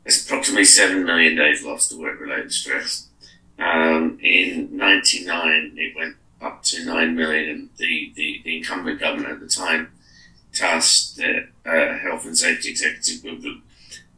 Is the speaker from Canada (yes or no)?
no; Australia; now in United Kingdom; I'm Australian